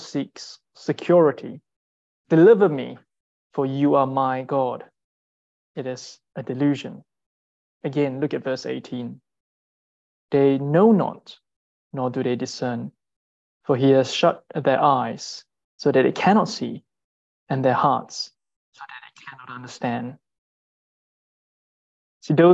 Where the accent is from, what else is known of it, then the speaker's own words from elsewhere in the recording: Singapore; moved away; I'm from Singapore, and growing up, idolatry was quite commonplace